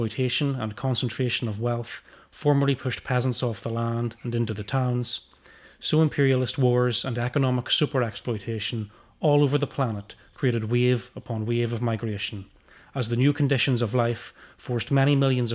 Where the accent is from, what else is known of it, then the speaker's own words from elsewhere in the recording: United Kingdom; as British workers